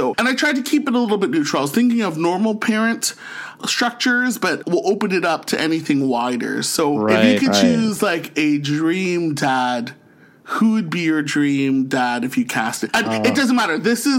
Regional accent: St. Catharines, Ontario, Canada; now in Ottawa, Canada; born and raised in Catharines, Ontario, and now living in the nation's capital of Ottawa.

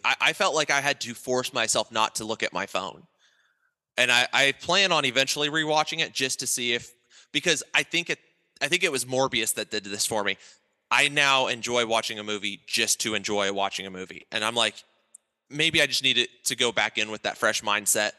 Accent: Ohio, United States; I grew up in Ohio

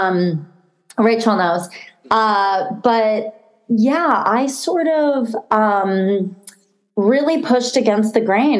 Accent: Boston, Massachusetts, United States; moved away; I'm originally from Boston.

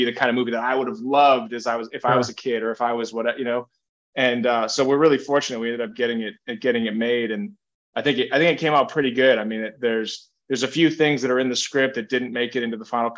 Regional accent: Ipswich, Massachusetts, United States; moved away as an adult; also born or lived in Salem, Massachusetts; now in Los Angeles, United States; a kid I grew up with named Aaron Woodworth, who is a cop in my hometown of Ipswich

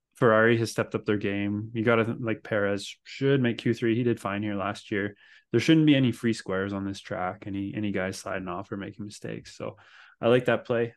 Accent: Canada; as a Canadian

